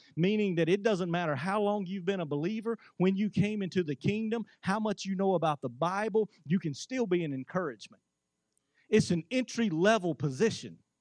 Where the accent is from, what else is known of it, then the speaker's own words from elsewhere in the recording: United States; as an American